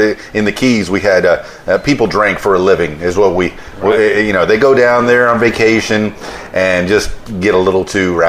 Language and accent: English; Florida, United States; moved away; Yeah, like I said, I'm here from South Florida. I've never been back.